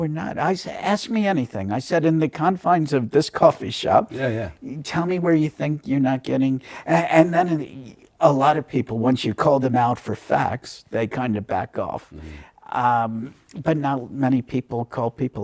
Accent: New York, United States; moved away as an adult; now in New Zealand; one of my best friends growing up in New York

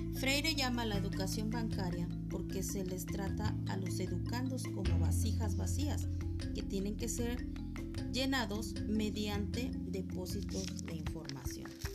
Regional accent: Morelos, Mexico; also born or lived in State of Mexico; Soy del estado de Morelos y trabajo a nivel secundaria en el estado de México

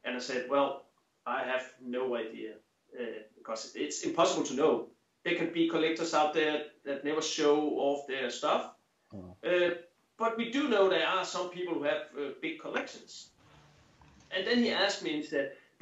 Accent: Denmark; from Denmark

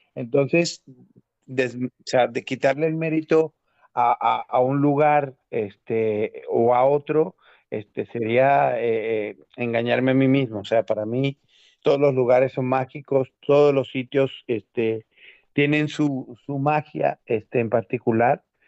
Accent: Venezuela; moved away; also born or lived in Mexico; yo nací en Venezuela, yo vengo de un país latino

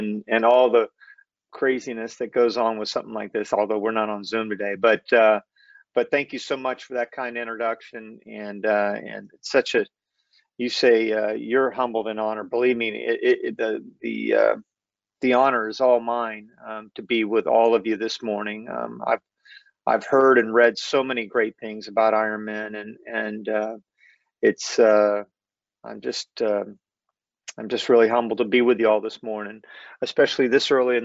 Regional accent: Winter Haven, Florida, United States; I grew up in Winter Haven

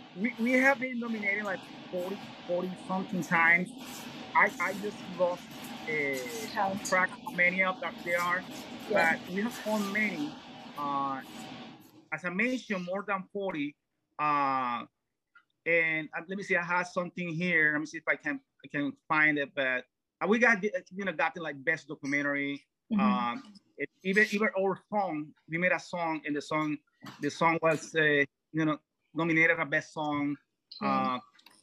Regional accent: Cartagena, Bolívar, Colombia; For example, I was originally born in Colombia. I'm from Cartagena, Colombia, that's South America.

